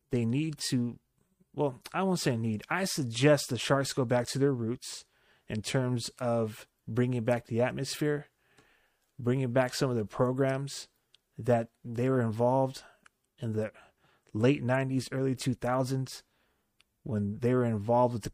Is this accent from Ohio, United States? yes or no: no; California, United States; showcase where we're from. We're from Silicon Valley.